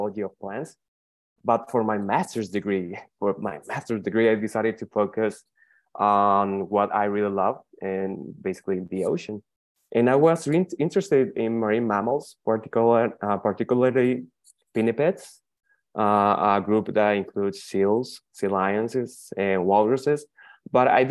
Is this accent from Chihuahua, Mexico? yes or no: no; Hermosillo, Sonora, Mexico; I'm from the northwestern region of Mexico, from the beautiful state of Sonora. My city, that is Hermosillo